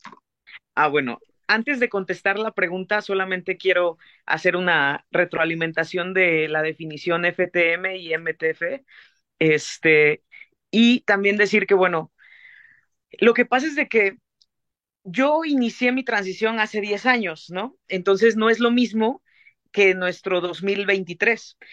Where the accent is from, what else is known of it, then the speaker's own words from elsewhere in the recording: Xalapa, Veracruz, Mexico; also born or lived in Mexico City; Yo soy de Jalapa, Veracruz